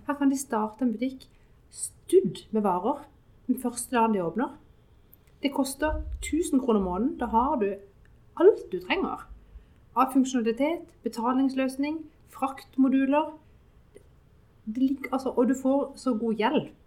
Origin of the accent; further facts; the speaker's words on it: Sørlandet, Southern Norway, Norway; Vi er jo fra Sørlandet